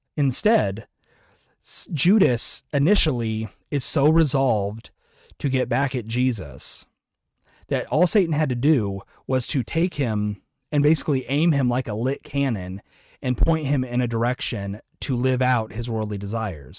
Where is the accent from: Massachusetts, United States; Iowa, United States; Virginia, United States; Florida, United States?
Iowa, United States; I'm from Iowa